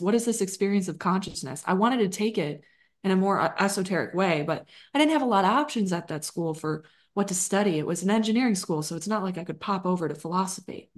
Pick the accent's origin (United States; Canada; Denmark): United States; Chicago, Illinois; moved away as an adult; now in Austin, United States; I grew up in Chicagoland